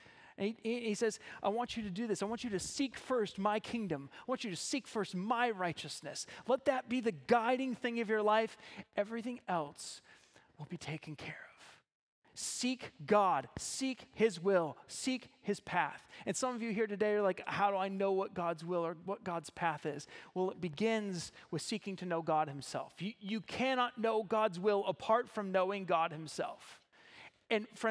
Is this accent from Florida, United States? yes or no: no; Ohio, United States; moved away as an adult; now in Zeeland, Michigan, United States; I'm originally from Ohio